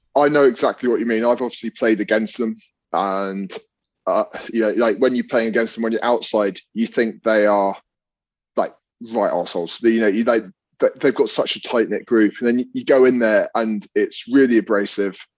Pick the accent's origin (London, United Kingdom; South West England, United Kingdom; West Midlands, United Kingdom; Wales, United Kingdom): London, United Kingdom; I grew up in London